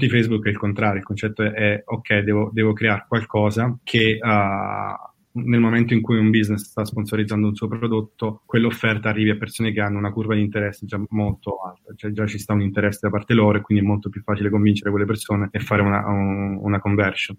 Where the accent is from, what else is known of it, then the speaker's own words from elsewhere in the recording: Caserta, Campania, Italy; moved away as an adult; now in San Francisco Bay Area, United States; sono di Caserta